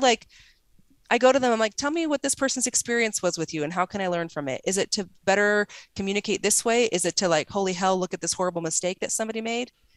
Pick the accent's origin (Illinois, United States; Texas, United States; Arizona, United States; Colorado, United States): Arizona, United States; also born or lived in Salt Lake City; I'm from Arizona